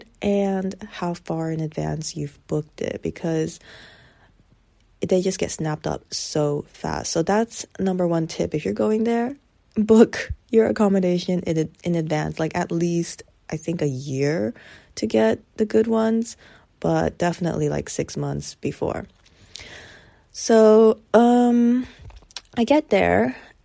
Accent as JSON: {"language": "English", "country": "United States", "tie": "born or raised there", "said": "an American born kid"}